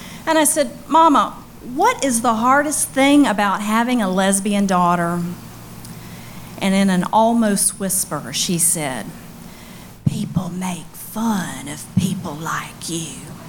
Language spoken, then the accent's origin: English; Mississippi, United States; I'm from Mississippi. You can just call me a recovering belle from a long line of unrecovered belles.